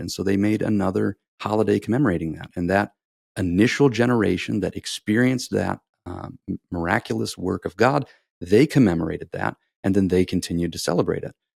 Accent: United States; I grew up in America

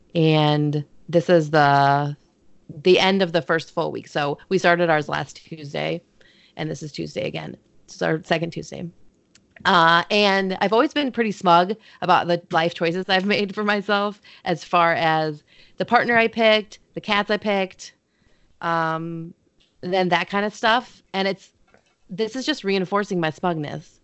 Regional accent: Midwest, United States; I'm from the Midwest

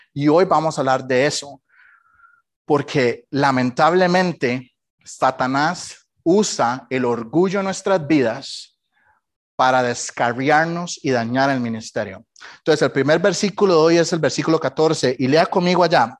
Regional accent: Costa Rica; moved away as an adult; now in United States; Cuando salí de Costa Rica

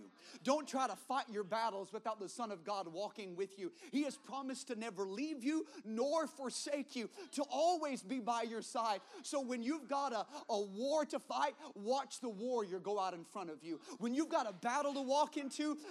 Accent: the South, United States; I grew up in the South.

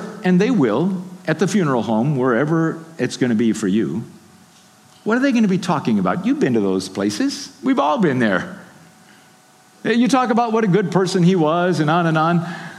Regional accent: Haiti; I grew up in Haiti, I told you. My father was a builder.

